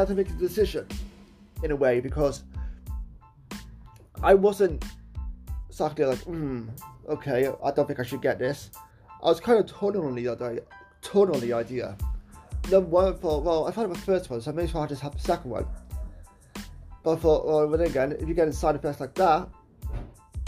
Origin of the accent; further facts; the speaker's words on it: Wales, United Kingdom; my country of Wales